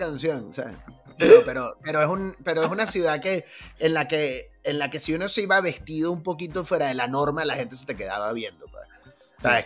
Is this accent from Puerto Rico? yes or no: no; Caracas, Capital District, Venezuela; moved away; nosotros que crecimos en Caracas